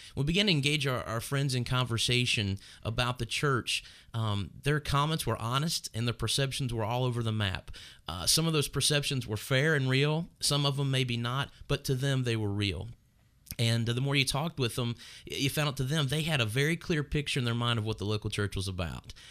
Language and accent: English; Northern Kentucky, United States; I'm from Northern Kentucky where we planted this church and grew up in this area